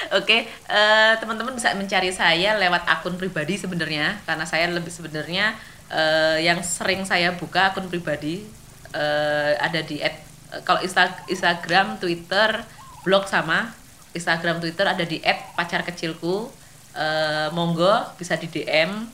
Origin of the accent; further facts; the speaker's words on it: Special Region of Yogyakarta, Indonesia; Kita harus mengakui loh Mas sebagai warga Jogja